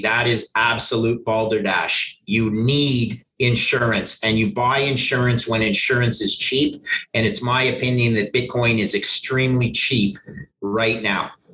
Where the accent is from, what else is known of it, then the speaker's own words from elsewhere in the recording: Canada; I grew up in Canada